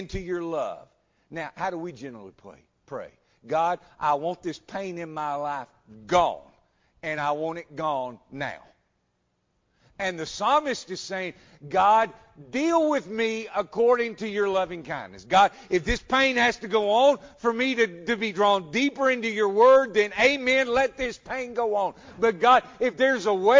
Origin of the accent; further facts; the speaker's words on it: United States; I'm an American